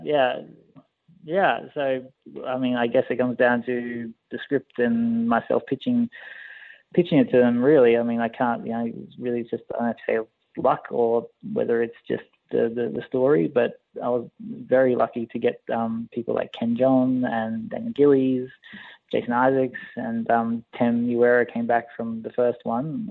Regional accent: Australia; always grew up in Australia. I'm Australian

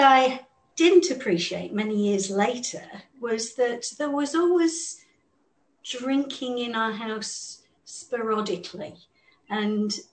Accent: England, United Kingdom; I grew up in England, as you can hear from the accent

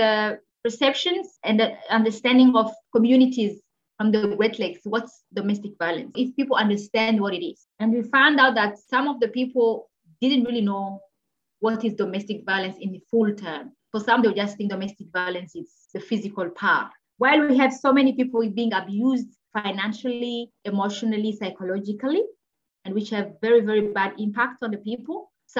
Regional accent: DR Congo; born there; English is a second language; Myself, I speak more than 6 languages. I was born in the Congo, so I speak Swahili, I speak Lingala, I speak French, I speak Kinyarwanda.

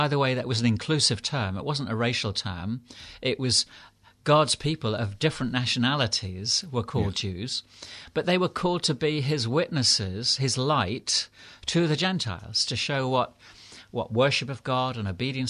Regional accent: United Kingdom; You know, I'm British, I'm white.

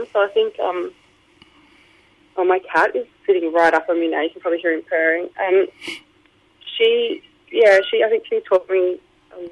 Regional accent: Melbourne, Victoria, Australia; I was born in Melbourne at the Mercy.

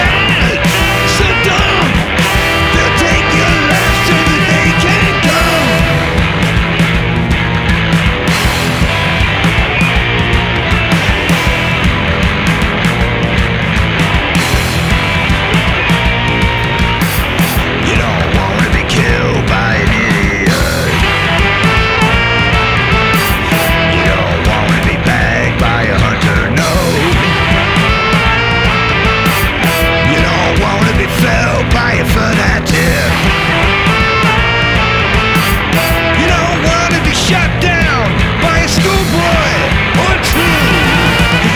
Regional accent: Adelaide, South Australia, Australia; I grew up in Adelaide.

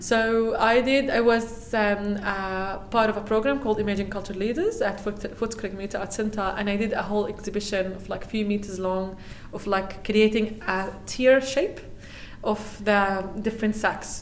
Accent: Palestine; now in Melbourne, Australia; I'm from Palestine

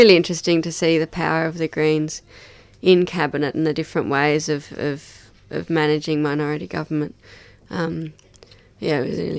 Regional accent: Hobart, Tasmania, Australia; Obviously, growing up in Tassie, I had a strong appreciation of the natural world, and I grew up on the foothills of Mount Wellington and had, you know, out on my back doorstep was Myrtle Gully and these beautiful rainforest tracks.

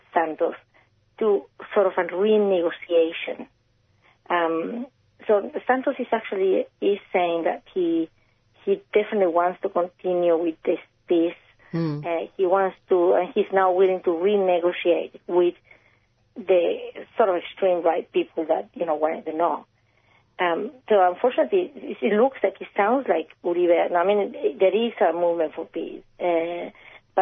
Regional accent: Chile; now in Australia; I'm not Colombian, I'm Chilean

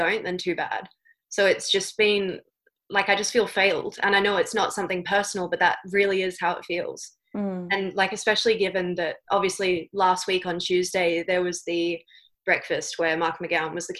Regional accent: Western Australia, Australia; moved away; I'm part of the WA community

